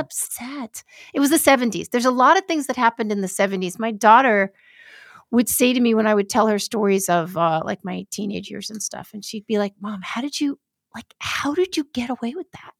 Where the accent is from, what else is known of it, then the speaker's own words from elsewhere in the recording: New York City, New York, United States; I grew up in New York City.